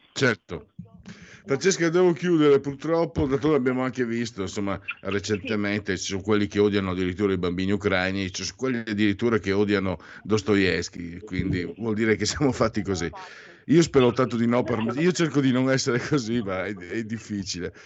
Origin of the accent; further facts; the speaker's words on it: Veneto, Italy; sono Veneto